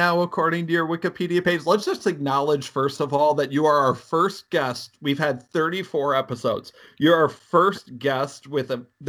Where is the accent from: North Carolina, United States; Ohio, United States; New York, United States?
Ohio, United States; Northeast; Growing up in Northeast Ohio, you don't see a lot of Alaska license plates